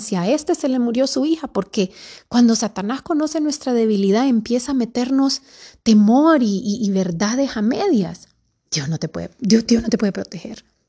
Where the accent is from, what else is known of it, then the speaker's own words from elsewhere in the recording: Honduras; Para los que somos de Honduras